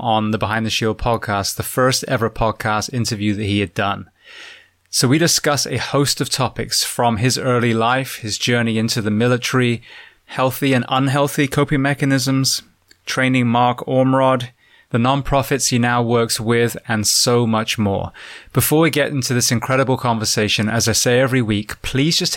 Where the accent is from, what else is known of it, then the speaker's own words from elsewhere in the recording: Bath, South West England, United Kingdom; moved away; I'm from Bath originally, which is southwest too